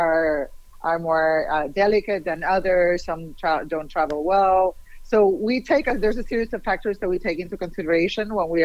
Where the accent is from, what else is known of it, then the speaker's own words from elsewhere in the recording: Puerto Rico; now in Miami, United States; I'm originally from Puerto Rico